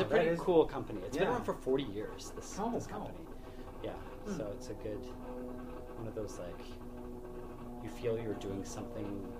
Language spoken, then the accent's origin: English; just outside of Ottawa, Ontario, Canada; I grew up in just outside of Ottawa